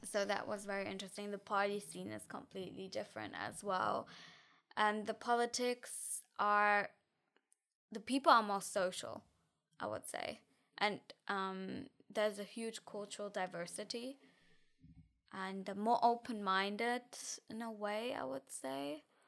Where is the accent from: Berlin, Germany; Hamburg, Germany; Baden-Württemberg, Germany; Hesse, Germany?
Hesse, Germany; near Frankfurt; English is a second language; moved away as an adult; now in Tilburg, Netherlands; I grew up in F, near Frankfurt